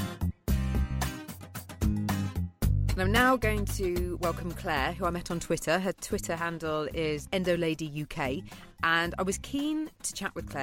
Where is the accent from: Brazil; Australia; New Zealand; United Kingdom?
United Kingdom; I'm being typically British